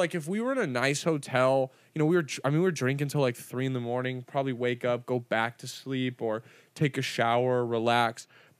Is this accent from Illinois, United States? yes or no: no; California, United States; LA comics, even though we're from Orange County